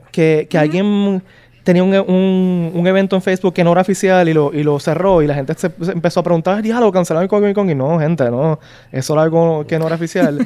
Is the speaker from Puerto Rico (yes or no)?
yes; Puerto Rico; somos puertorriqueños